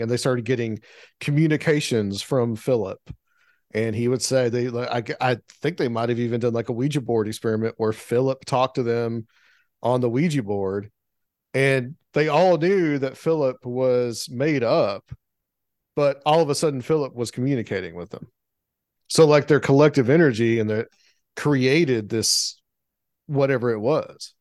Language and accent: English; the South, United States; growing up in the South, I mean, I was always exposed to the Civil War, especially in the town that I grew up in, because it was a Civil War battle site.